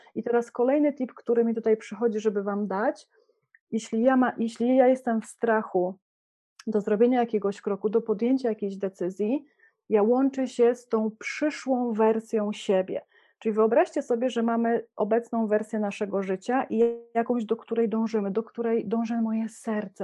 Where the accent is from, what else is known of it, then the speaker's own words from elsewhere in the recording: Poland; moved away; jesteśmy w Polsce, urodziliśmy się w Polsce, jesteśmy podłączeni do kultury